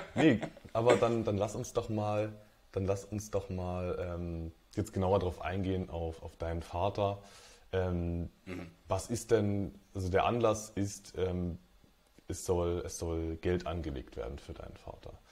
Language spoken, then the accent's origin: German; Dresden, Saxony, Germany; moved away as an adult; now in Magdeburg, Germany; Ich bin ähm, ja, aufgewachsen in Dresden, wohne mittlerweile in Magdeburg